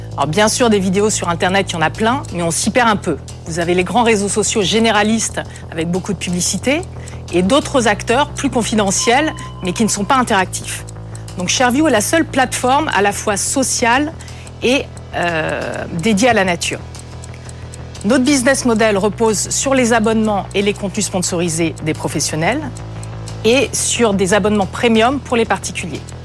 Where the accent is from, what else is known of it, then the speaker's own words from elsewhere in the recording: Brittany, France; moved away as an adult; je suis née en Bretagne, au bord de la mer, et quand je suis partie faire mes études